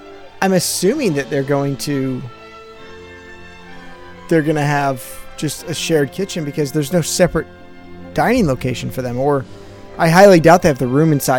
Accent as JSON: {"language": "English", "region": "Northeast", "country": "United States", "said": "I'm from the Northeast."}